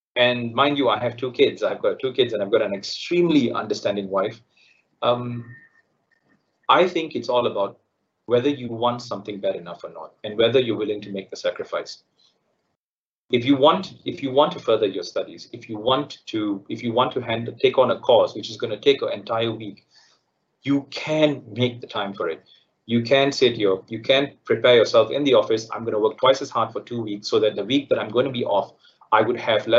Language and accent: English; Malaysia; also born or lived in United Kingdom; being a Malaysian, the added benefit of when we studied in the UK and returned home